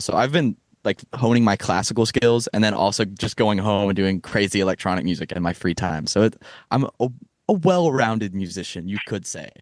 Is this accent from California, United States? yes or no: no; Texas, United States; moved away as an adult; now in Boston, United States; I was born in Texas and raised in Texas my entire life